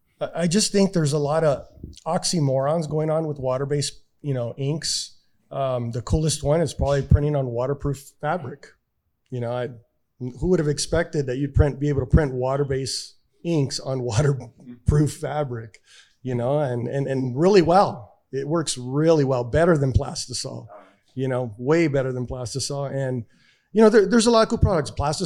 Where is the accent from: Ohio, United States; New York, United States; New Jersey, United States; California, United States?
California, United States; East Los Angeles; born there; I was born in East LA, just like the movie.